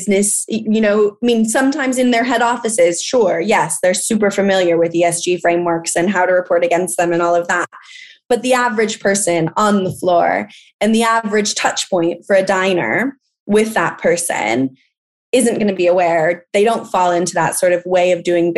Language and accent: English; California, United States; accent: American; moved away as an adult; now in London, United Kingdom; I am from California. I'm from a place that has water scarcity issues, and they're being impacted constantly by agriculture in my home state